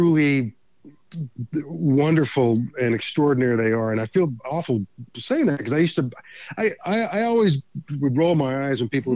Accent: Beaumont, Texas, United States; I grew up in Beaumont, Texas, which is just outside of Houston

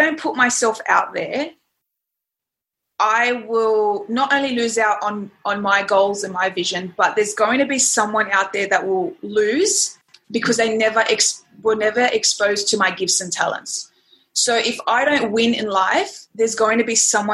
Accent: Sydney, New South Wales, Australia; I was born in Sydney, Australia, very loving family.

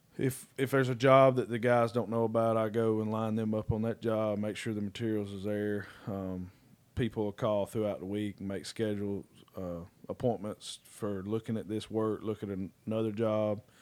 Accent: Red Bay, Alabama, United States; moved away as an adult; also born or lived in Mississippi; now in Dublin, Georgia, United States; I'm from Red Bay, Alabama.

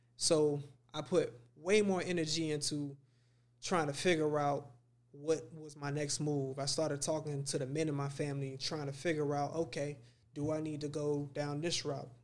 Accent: Miami, Florida, United States; I grew up in Dade County.

